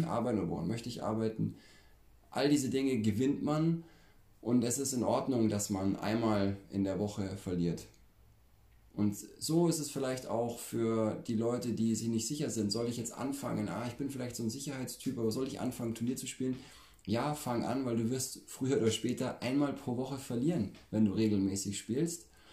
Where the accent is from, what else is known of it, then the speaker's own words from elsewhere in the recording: Bavaria, Germany; bei uns in Bayern